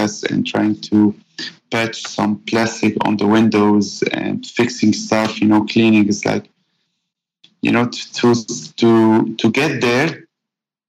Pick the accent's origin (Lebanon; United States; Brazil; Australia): Lebanon; born and raised in Lebanon